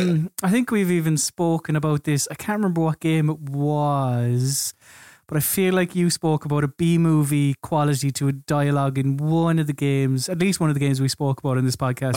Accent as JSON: {"language": "English", "country": "Ireland", "said": "as an Irishman"}